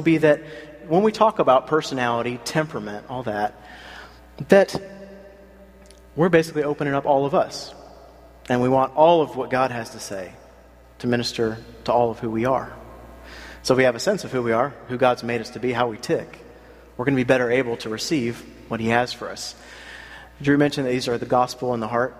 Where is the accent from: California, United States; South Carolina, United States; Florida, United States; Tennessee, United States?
South Carolina, United States; now in Philadelphia, United States; I grew up in South Carolina